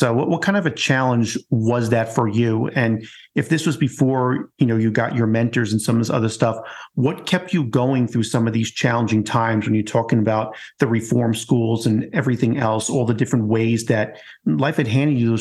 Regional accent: New York, United States; as another New Yorker

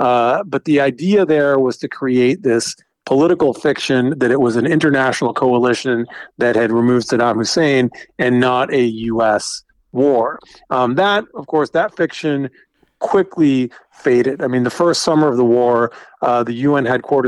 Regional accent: American South, United States; I'm the child of immigrants. I grew up in the American South

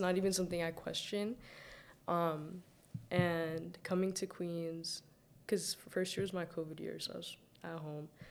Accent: Saudi Arabia; moved away; also born or lived in Mississauga; I was born and raised in Saudi Arabia but I don't like claim it. Like I'm fully Sudanese.

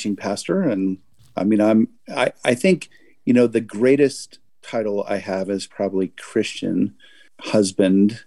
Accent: West Covina, California, United States; moved away as an adult; now in Massachusetts, United States; Grew up in a suburb of Los Angeles, California, West Covina

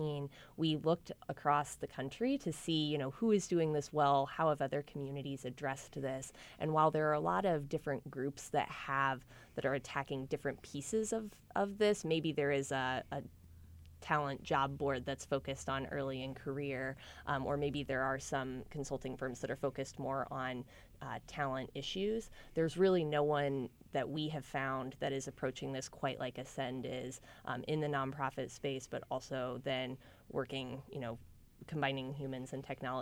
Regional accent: Indianapolis, Indiana, United States; I'm from Irvington originally, I'm incredibly committed to the Indianapolis community

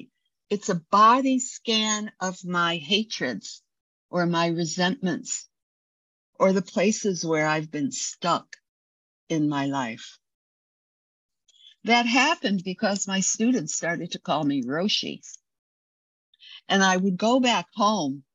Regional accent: United States

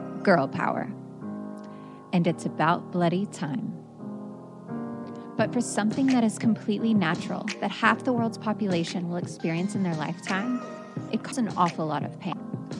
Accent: Fort Worth, Texas, United States; moved away as an adult; also born or lived in Dallas, United States; now in Cape Town, South Africa; I grew up with her in West Fort Worth, went to college in Dallas, but have spent the last 17 years in Cape Town, South Africa

